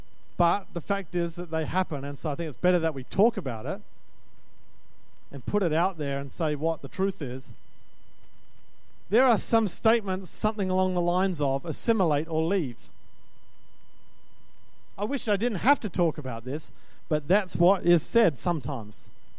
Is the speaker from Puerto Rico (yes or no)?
no; Australia; I'm Australian. There's an Australian that says that.